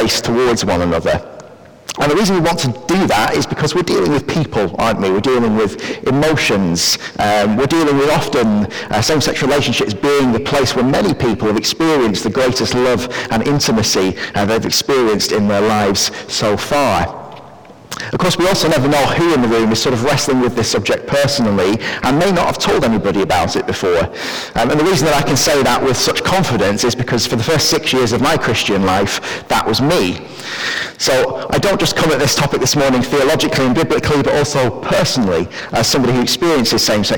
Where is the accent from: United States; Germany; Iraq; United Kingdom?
United Kingdom; Preston, North West England; I grew up and I actually still live near Preston in Lancashire.